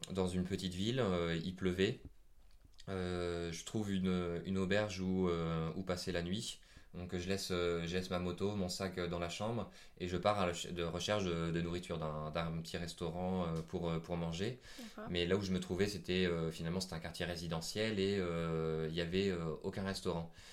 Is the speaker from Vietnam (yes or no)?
yes; Vietnam; accent: Vietnamese; Bon, malheureusement, il n'avait pas compris mon accent vietnamien, mais c'est pas grave.